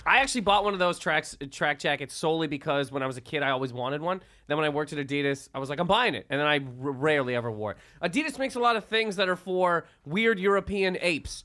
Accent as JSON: {"language": "English", "country": "Canada", "tie": "born or raised there", "also_born_or_lived": "Toronto, Canada", "moved": "as an adult", "lives_now": "United States", "said": "Everybody knows I'm from Canada. I've been from there for my entire life."}